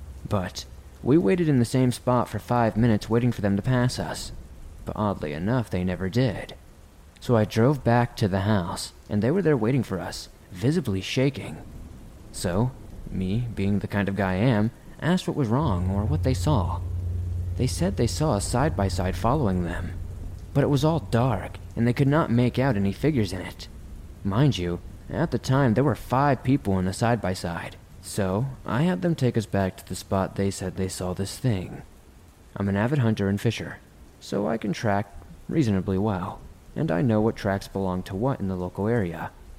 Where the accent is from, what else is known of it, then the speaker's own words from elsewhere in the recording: Rhode Island, United States; But given that my home state of Rhode Island is like the size of a postage stamp, relatively speaking anyway, I exhausted a lot of the more local campgrounds quickly